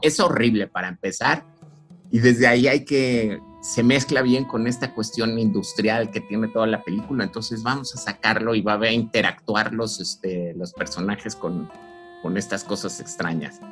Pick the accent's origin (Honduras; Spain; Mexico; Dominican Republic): Mexico; somos mexicanos y estamos al lado de, este, los gringos.